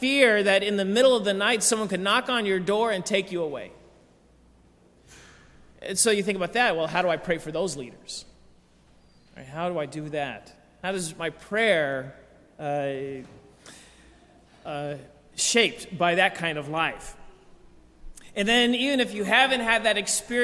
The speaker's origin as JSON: {"language": "English", "country": "United States", "tie": "born or raised there", "said": "I grew up in here in America"}